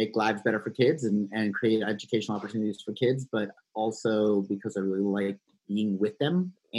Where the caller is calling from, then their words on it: Philadelphia, Pennsylvania, United States; Well, I'm sitting at my kitchen table right now, which has been my makeshift office here in Philadelphia.